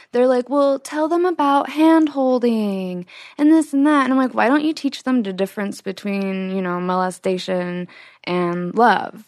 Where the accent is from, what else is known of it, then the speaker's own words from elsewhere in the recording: Utah, United States; my background growing up in Utah